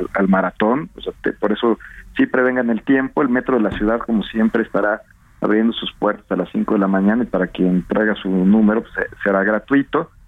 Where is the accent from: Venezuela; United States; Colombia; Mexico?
Mexico; somos además los mexicanos